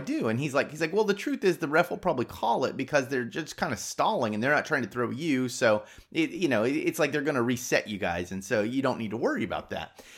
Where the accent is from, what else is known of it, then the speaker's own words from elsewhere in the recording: United States; I'm American